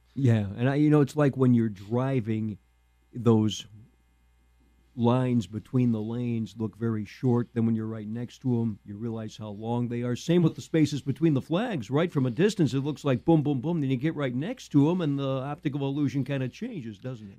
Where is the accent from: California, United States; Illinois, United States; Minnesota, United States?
Illinois, United States; Danville; I'm from Danville. My dad was an audiologist at the Danville VA for 12 years